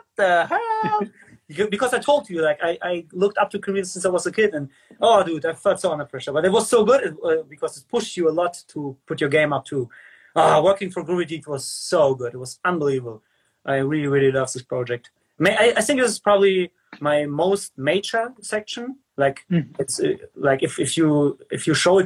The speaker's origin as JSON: {"language": "English", "country": "Germany", "tie": "born or raised there", "also_born_or_lived": "Ukraine", "second_language": "English", "said": "I'm born in Ukraine."}